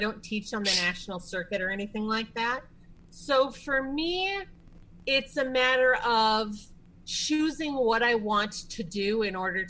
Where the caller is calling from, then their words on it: Apple Valley, Minnesota, United States; I am calling from Apple Valley, Minnesota, which is a suburb of the Twin Cities area.